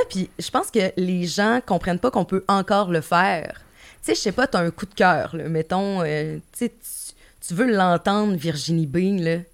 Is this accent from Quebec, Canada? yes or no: yes; Gaspé, Quebec, Canada; moved away; Je, travaillais en Gaspésie, je viens de Gaspé